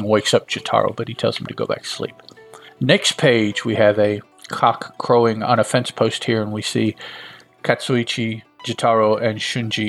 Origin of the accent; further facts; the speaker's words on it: Chicago, Illinois, United States; I grew up in Chicago